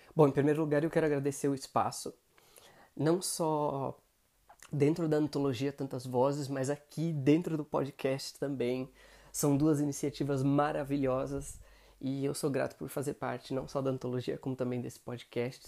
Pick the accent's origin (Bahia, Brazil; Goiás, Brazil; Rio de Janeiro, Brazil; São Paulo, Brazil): São Paulo, Brazil; eu tenho 28 anos, sou de São Paulo.